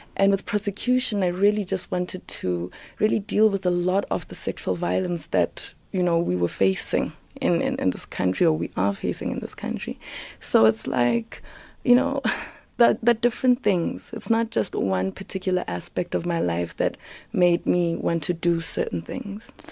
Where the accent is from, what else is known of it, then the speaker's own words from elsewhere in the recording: South Africa; I'm black, I'm South African, I'm African